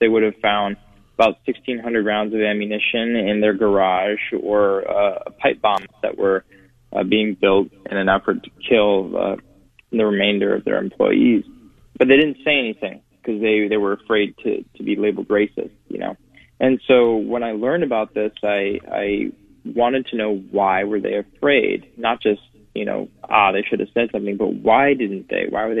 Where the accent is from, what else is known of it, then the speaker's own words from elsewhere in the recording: Alabama, United States; born there; also born or lived in Lorain, Ohio; No, so I was born in Alabama, and I spent a little bit of my early years in Lorraine.